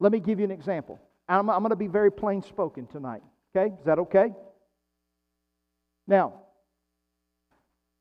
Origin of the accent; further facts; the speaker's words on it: United States; as an American